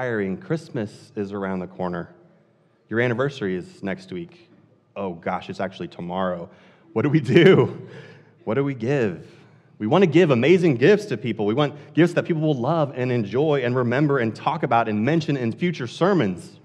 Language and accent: English; Columbia, Missouri, United States; now in Haverhill, United States; I grew up in Columbia, Missouri, a city about twice the population of Haverhill